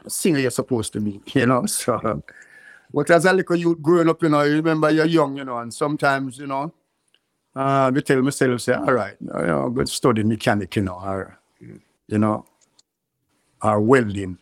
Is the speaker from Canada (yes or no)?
no; Kingston, Jamaica; also born or lived in Clarendon, Jamaica; I live um, Clarendon when I was one year and six months, but I grew up in um, in Kingston